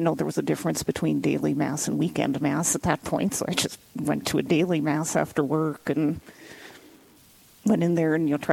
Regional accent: Western North Dakota, United States; moved away as an adult; now in Black Hills, United States; I'm from Western North Dakota originally. My parents are still up there

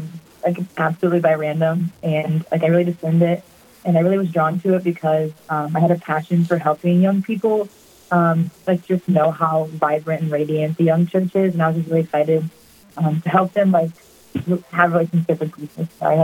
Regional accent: Dyersville, Iowa, United States; moved away as an adult; So I'm 18. I'm from Dyersville, Iowa, so pretty close to Sioux Falls.

